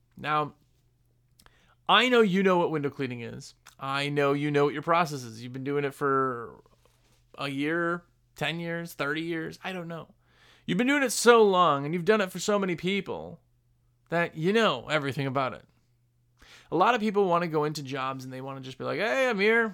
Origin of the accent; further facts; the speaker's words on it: Wisconsin, United States; I'm from Wisconsin. Everybody hunts it in Wisconsin, I guess